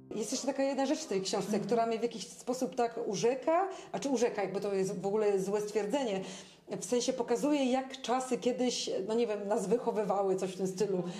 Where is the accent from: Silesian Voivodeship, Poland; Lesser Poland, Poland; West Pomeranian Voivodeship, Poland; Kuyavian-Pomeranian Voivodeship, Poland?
West Pomeranian Voivodeship, Poland; Szczecin; ja jako szczecinianka